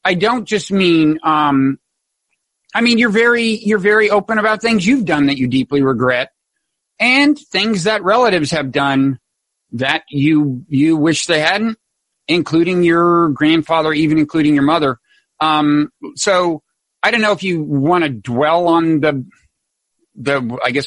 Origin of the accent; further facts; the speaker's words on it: Texas, United States; I was brought up Southern Baptist in Texas, not that far from you. Mainly in Texas